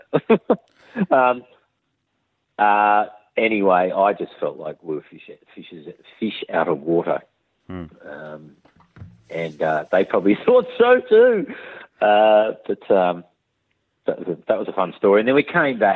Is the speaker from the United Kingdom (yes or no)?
no; Australia; I'm just an Aussie bloke